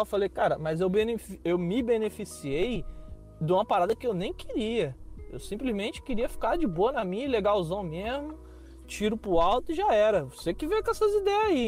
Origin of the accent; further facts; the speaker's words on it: Rio de Janeiro, Brazil; accent: carioca; first language Portuguese; moved away as an adult; Eu sou carioca, nascido e criado numa, em favela.